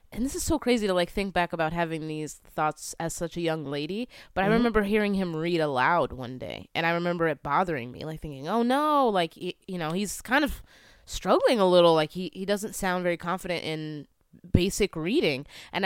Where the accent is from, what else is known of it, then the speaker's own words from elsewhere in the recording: Philadelphia, Pennsylvania, United States; also born or lived in California; Yeah, so I moved around a lot, but I'm from the East Coast, like the Philly area.